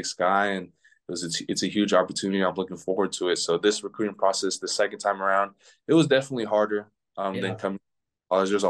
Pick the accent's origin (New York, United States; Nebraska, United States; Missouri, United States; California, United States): California, United States; San Diego; moved away; also born or lived in Portland, Oregon; Growing up in San Diego